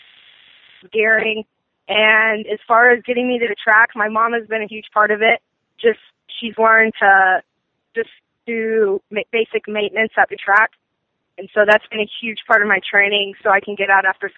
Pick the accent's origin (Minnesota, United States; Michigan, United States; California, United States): California, United States; Temecula; I just turned 15, and I'm from Temecula, California